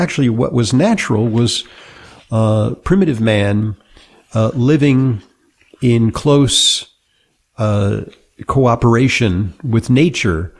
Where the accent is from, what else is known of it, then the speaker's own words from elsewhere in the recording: Santa Monica, California, United States; I grew up in Southern California in Santa Monica